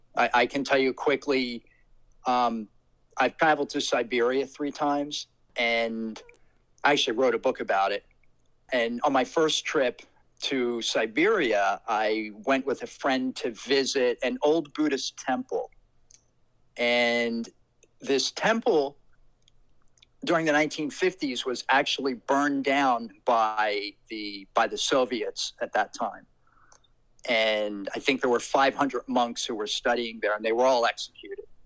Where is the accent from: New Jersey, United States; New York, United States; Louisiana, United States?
New Jersey, United States; Trenton; I grew up in Trenton, New Jersey